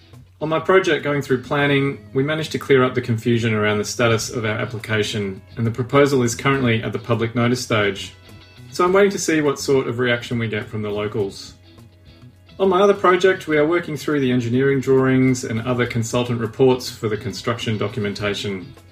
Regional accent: Papua New Guinea; Interestingly enough, Bernie and me also share a history of growing up in Papua New Guinea.

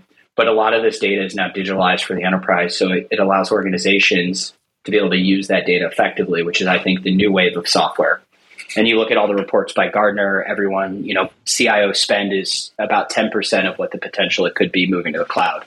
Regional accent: Ann Arbor, Michigan, United States; moved away as an adult; also born or lived in Indiana; now in New York, United States; I grew up in Ann Arbor

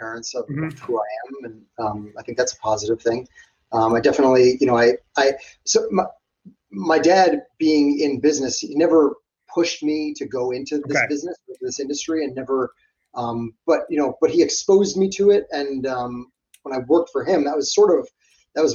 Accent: New York, United States; I'm born and raised in New York.

